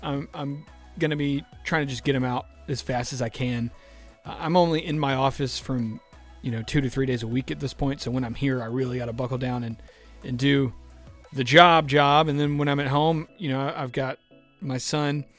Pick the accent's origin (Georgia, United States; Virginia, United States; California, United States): Georgia, United States; Douglasville; also born or lived in Bremen, Georgia / Temple, Georgia; now in Villa Rica, United States; I grew up in Douglasville